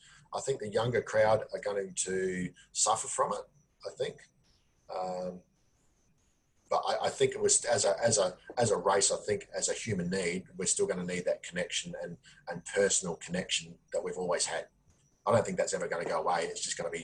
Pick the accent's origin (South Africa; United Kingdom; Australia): Australia; I'm an Australian